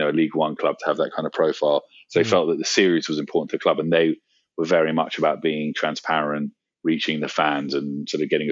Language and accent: English; London, United Kingdom; I grew up in London